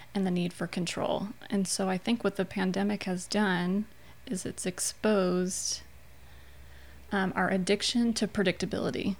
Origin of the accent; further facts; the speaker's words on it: Chicago, Illinois, United States; moved away as an adult; now in Louisiana, United States; I'm uh, born and raised in Chicagoland